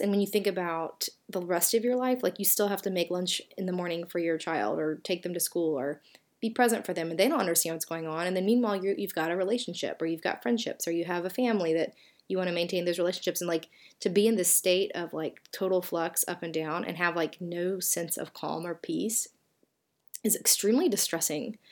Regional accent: Southern, United States; accent: Southern; my Southern accent

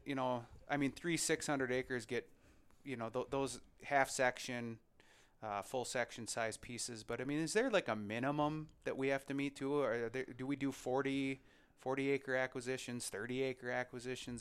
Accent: Lac qui Parle County, Minnesota, United States; I'm from Lacaparo County. That's where my hometown is.

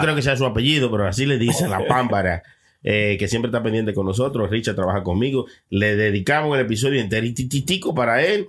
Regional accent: Inver, Puerto Plata, Dominican Republic; era en el pueblo donde yo soy, que es Inver que es un pueblito chiquito

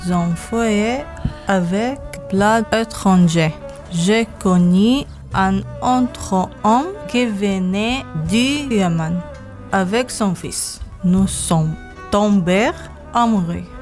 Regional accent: Damascus, Damascus Governorate, Syria; moved away; je suis Soriane de Damas.

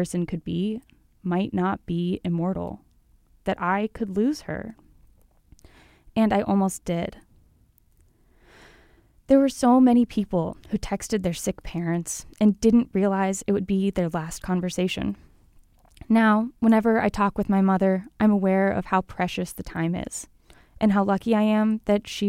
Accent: Colorado, United States; now in Salt Lake City, United States; I'm from Colorado

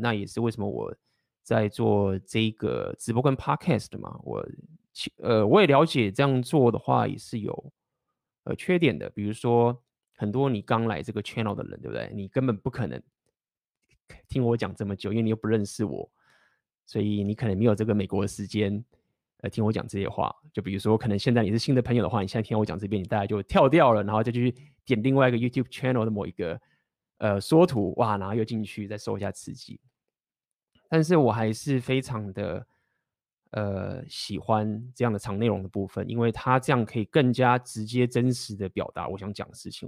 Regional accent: Taiwan; 我们台湾人已经很紧张

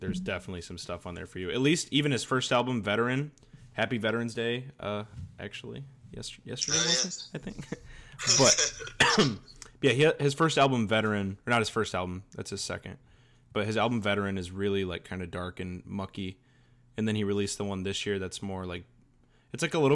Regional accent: Michigan, United States; I'm 20 and I'm from Michigan in the United States of America

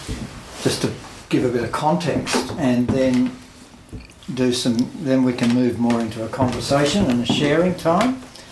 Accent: Canberra, Australian Capital Territory, Australia; also born or lived in Sydney; I was born in Sydney, but I came to Canberra very young as a child, straight after the war. And so I've basically been a local since then

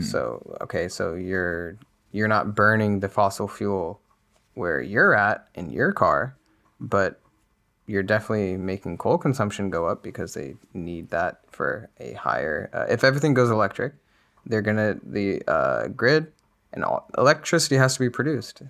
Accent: United States; as an American

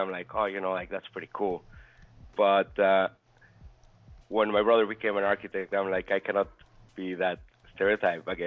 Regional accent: Puebla, Mexico; in uh, Mexico, Puebla.

